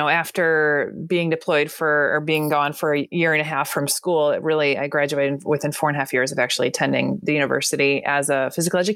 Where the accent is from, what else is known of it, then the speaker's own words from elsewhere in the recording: United States; also born or lived in Madison / Fargo / England; I moved back to my hometown 2 hours north